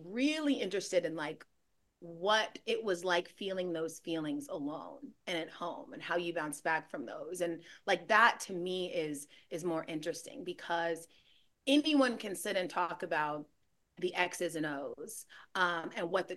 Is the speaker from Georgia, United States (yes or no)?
yes; Gwinnett County, Georgia, United States; I'm from Gwinnett County